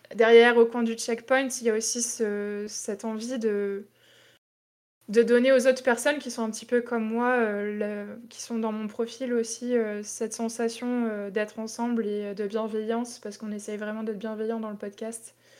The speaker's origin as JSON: {"language": "French", "town": "Tours", "region": "Centre-Val de Loire", "country": "France", "also_born_or_lived": "Toulouse", "moved": "as an adult", "said": "je suis de Tours"}